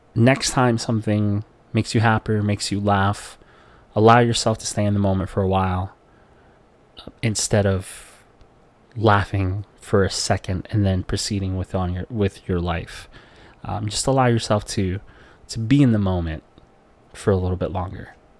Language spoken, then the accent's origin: English; Philippines; growing up in the Philippines where poverty is all you know